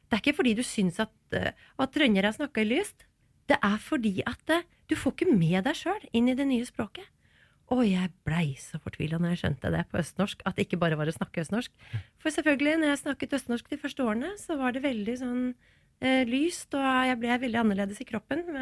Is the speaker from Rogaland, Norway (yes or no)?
yes; Stavanger, Rogaland, Norway; Hadde vi vært i Stavanger nå og gjort et intervju eh, der, eh, så hadde jeg snakka